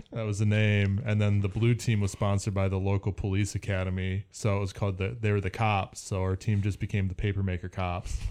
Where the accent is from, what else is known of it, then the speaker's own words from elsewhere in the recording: Wisconsin, United States; moved away; I was from Wisconsin